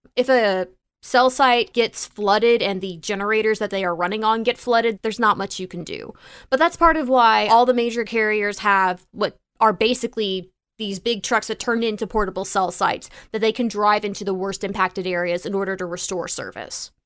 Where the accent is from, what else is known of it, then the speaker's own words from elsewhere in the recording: Tornado Alley, United States; I grew up in Tornado Alley